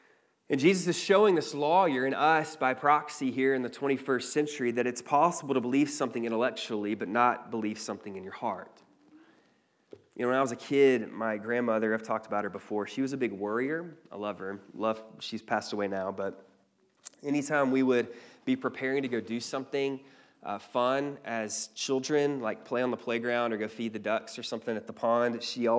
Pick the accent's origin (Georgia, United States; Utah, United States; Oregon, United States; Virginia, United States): Georgia, United States; Cleveland; I don't know if you're familiar with the North Georgia terrain, but But growing up in Cleveland, there wasn't really much